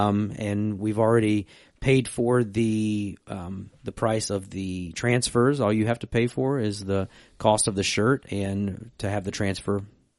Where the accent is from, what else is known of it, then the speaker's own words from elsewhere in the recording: West Virginia, United States; I'm from Western Virginia.